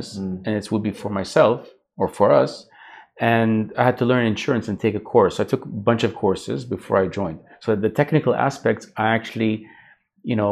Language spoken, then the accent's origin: English; Vancouver, British Columbia, Canada; moved away as an adult; also born or lived in Jordan; now in Dubai, United Arab Emirates; I grew up in Canada, but grew up in Vancouver specifically.